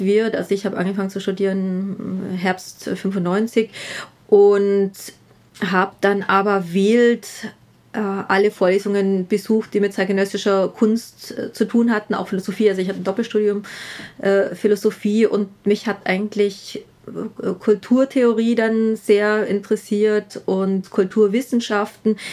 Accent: Southern Germany, Germany; moved away as an adult; now in Vienna, Austria; ich bin aus Süddeutschland

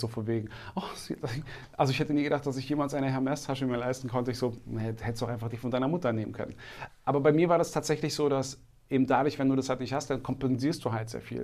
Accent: Berlin, Germany; ich bin im Märkischen Viertel groß geworden, also Reinickendorf

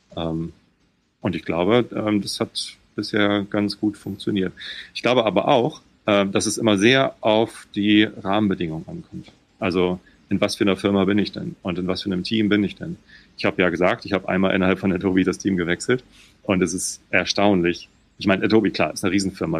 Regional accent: Germany; also born or lived in Hamburg; Ich bin hier südlich von Hamburg aufgewachsen

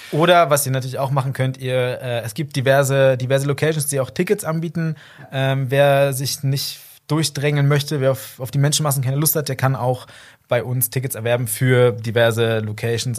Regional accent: Berlin, Germany; now in Cologne, Germany; ich komme nicht hier aus der Region ursprünglich, also ich komme aus Berlin und Umgebung

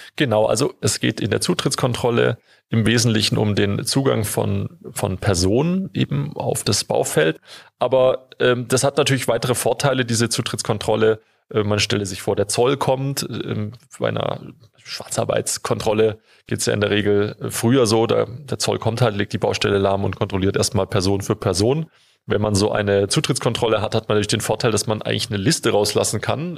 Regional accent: Stuttgart, Baden-Württemberg, Germany; ich komme aus Stuttgart, deswegen habe ich da einen besonderen Bezug zu

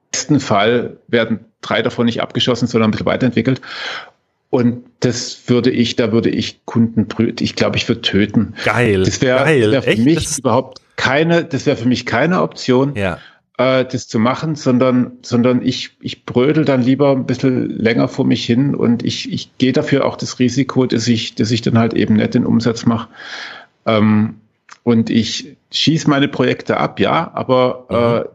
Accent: Baden-Württemberg, Germany; Ähm, als Schwabe, ne?

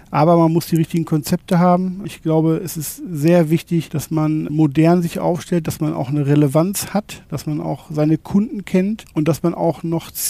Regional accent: North Rhine-Westphalia, Germany; Bin aufgewachsen in Nordrhein-Westfalen. Meine Eltern hatten damals einen kleinen Herrenausstatter und so bin ich quasi von der Pike auf mit dem mit der Branche aufgewachsen

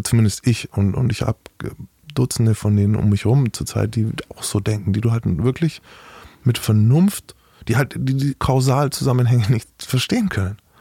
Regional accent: Bavaria, Germany; Ich bin aus Bayern.

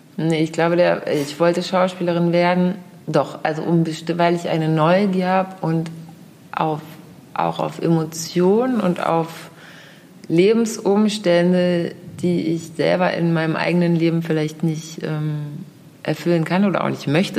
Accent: Hamburg, Germany; dass ich hier in Hamburg geboren bin, Absolut, in Eimsbüttel

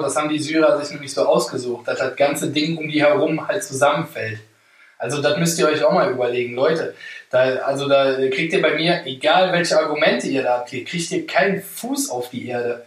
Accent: Germany; ich bin Deutscher

